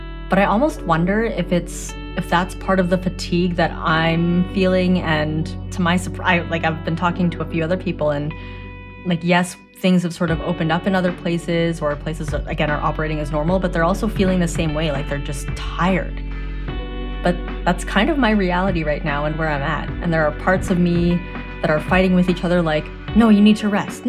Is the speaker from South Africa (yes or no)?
no; Canada; I am a Canadian-born Asian